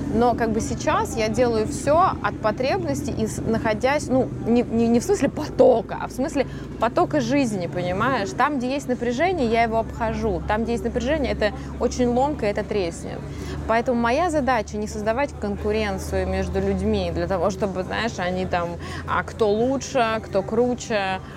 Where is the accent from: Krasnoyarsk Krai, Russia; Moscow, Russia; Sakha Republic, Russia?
Krasnoyarsk Krai, Russia; Norilsk; moved away; в 8 э, лет я сидела в городе Норильск